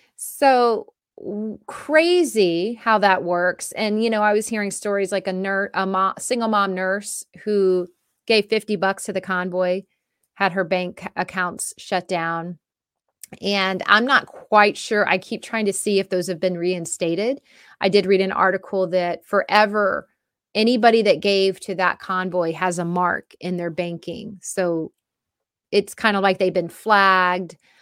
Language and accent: English; United States; us as the American people